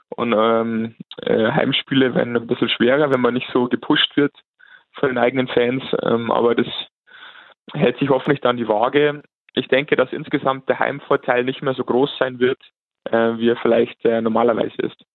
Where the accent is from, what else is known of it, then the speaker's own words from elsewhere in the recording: Landshut, Bavaria, Germany; ich bin 34 Jahre alt, komme aus Landshut